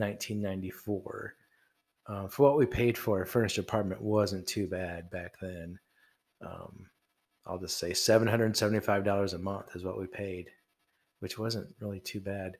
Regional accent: Midwest, United States; I grew up in the Midwest.

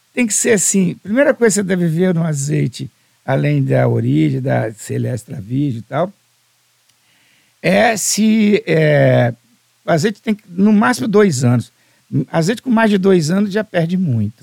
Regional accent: Alegre, Espírito Santo, Brazil; sou do Principado do Alegre, do interior

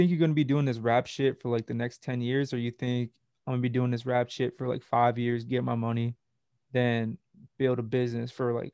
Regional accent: New Jersey, United States; now in Los Angeles, United States; I'm from New Jersey

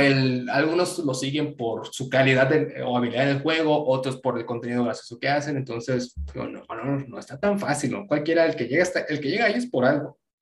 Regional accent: Mexico; yo sé que soy de México

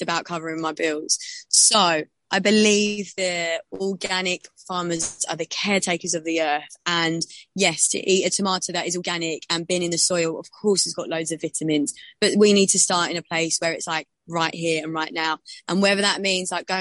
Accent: London, United Kingdom; I grew up in South London

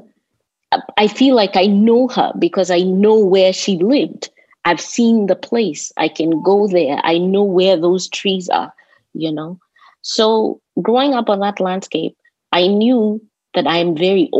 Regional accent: Nairobi, Kenya; also born or lived in Washington, D.C.; now in United States; growing up in Nairobi

